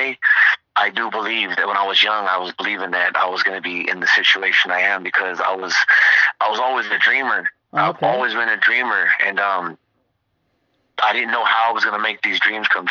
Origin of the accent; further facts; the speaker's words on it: Redondo Beach, California, United States; I'm from Redondo, California